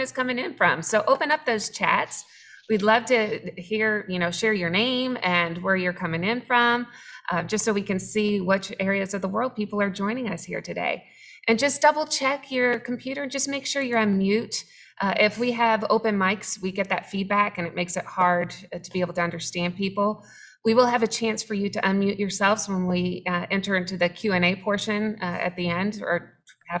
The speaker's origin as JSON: {"language": "English", "town": "Jacksonville", "region": "Florida", "country": "United States", "said": "We're from Jacksonville"}